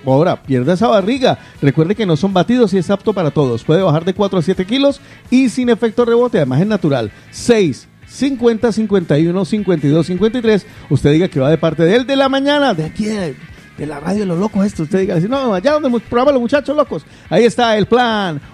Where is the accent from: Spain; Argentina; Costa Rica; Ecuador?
Spain; Guarromán, Andalusia; moved away; en Jaén, concretamente en mi pueblo querido, donde me van a hacer una estatua un día. Estoy hablando de Guarromán